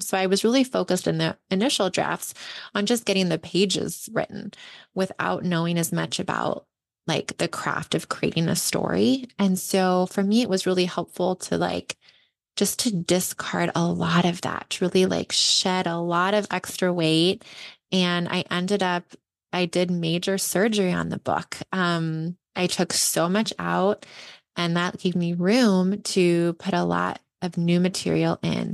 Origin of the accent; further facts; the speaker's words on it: Ventura, California, United States; now in Bay Area, United States; my hometown of Ventura